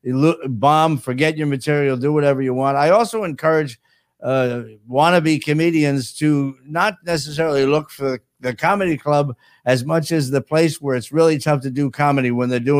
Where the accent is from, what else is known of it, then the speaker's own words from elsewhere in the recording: New Jersey, United States; moved away as an adult; now in Florida, United States; I'm from Jersey.